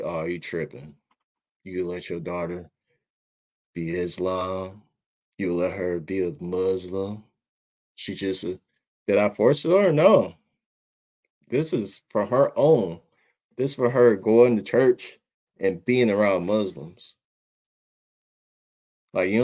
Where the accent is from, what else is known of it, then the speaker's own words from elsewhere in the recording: Detroit, Michigan, United States; growing up in Detroit, we have like one of the largest, or might be the largest mosque in the country